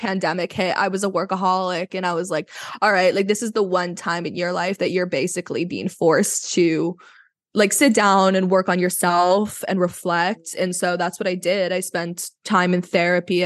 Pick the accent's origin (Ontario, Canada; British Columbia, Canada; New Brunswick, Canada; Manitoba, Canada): British Columbia, Canada; Vancouver; I am from Vancouver